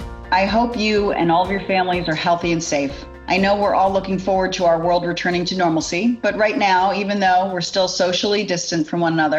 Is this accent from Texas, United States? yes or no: no; New York City, New York, United States; now in Los Angeles, United States; I know as a New Yorker, even though I'm sitting in LA right now